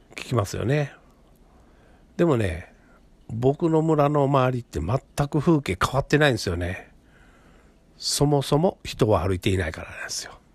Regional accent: Kobe, Hyogo, Japan; moved away as an adult; now in Tamba, Japan; 僕自身は神戸生まれ、神戸育ちなんですね

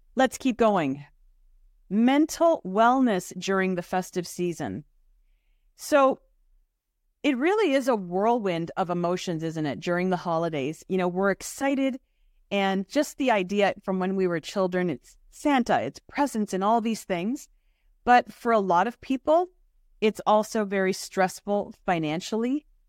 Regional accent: Toronto, Ontario, Canada; As a child growing up in Toronto

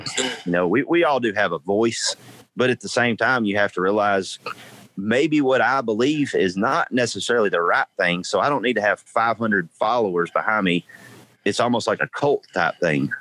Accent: United States; us as American people

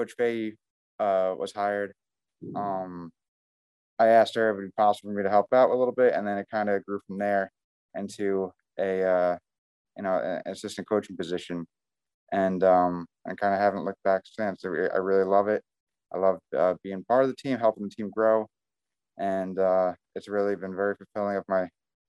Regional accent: New Jersey, United States; moved away; also born or lived in New Hampshire; I'm from originally from New Jersey

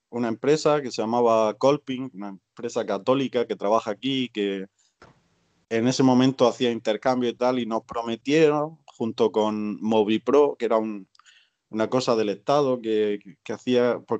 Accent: Spain; moved away; A mí me da pena la situación en España, por supuesto, porque soy de allí, soy español, pero estoy tan a gusto con mi situación aquí

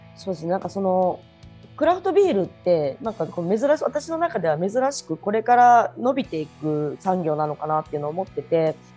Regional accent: Kagawa, Japan; 私の香川県出身なんですけど

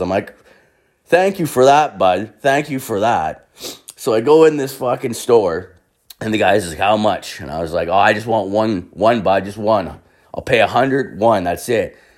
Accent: Canada; I'm fucking Canadian

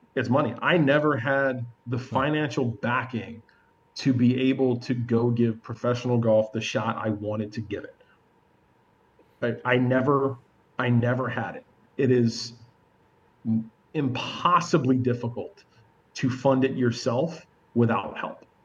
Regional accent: Georgia, United States; we're all three from Georgia

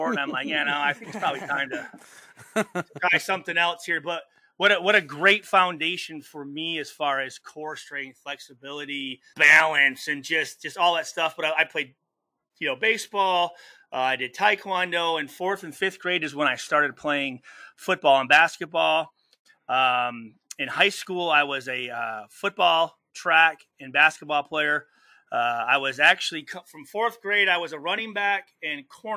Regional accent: Saginaw, Michigan, United States; growing up in Saginaw, Michigan

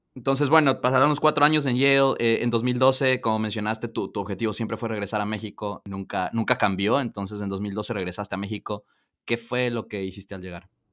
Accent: Ecuador; yo soy ecuatoriano, Ecuador

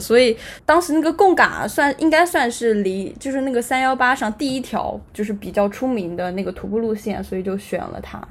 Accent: Anhui, China; also born or lived in Beijing; 现在坐标是在家，就是在，在安徽，我是安徽人

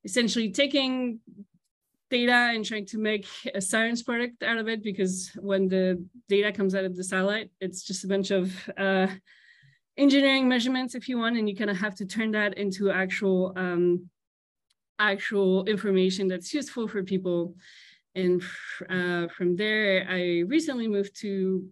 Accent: at the border with Germany, Grand Est, France; English is a second language; moved away as an adult; also born or lived in Strasbourg, France / Princeton, United States; originally from France. I'm actually half Colombian, half French, but grew up in France. And I grew up at the border with Germany, speaking Spanish, French, German.

